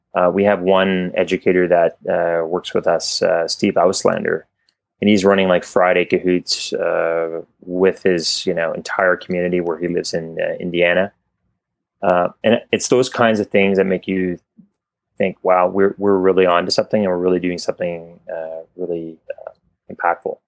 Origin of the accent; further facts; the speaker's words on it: Canada; I was Canadian, uh, maybe you can tell from my accent